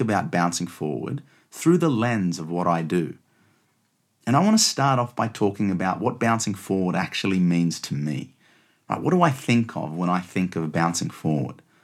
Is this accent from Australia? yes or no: yes; Australia; now in London, United Kingdom; you can probably tell by my accent that I was born and raised in Australia, but I'm now based out of London.